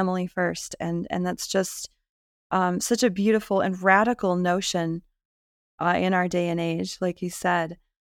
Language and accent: English; New England, United States; I'm from New England